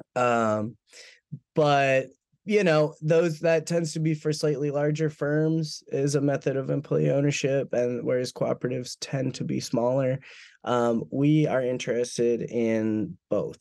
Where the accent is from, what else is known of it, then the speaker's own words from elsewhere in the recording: Minneapolis–Saint Paul, Minnesota, United States; now in Alabama, United States; I'm from the Twin Cities originally in Minnesota